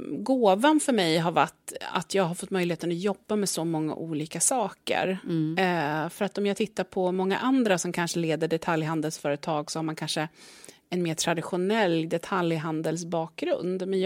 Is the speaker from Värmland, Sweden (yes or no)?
no; Östergötland, Sweden; Men jag är ju östgöte då, om man ska mm. liksom, sätta mig någonstans på kartan.